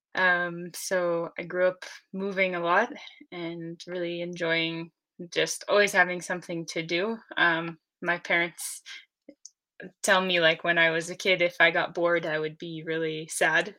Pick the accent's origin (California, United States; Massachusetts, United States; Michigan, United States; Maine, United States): Maine, United States; moved away as an adult; also born or lived in Maritime Alps, France; now in France; I'm from Maine in the US